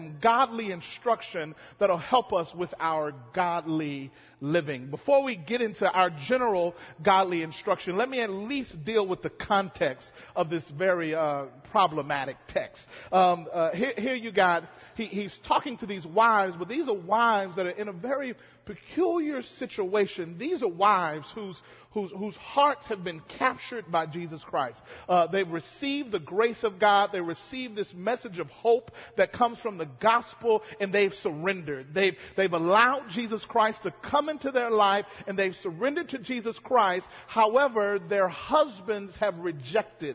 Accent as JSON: {"language": "English", "region": "Mississippi", "country": "United States", "tie": "born or raised there", "moved": "yes", "said": "how I grew up singing it in Mississippi"}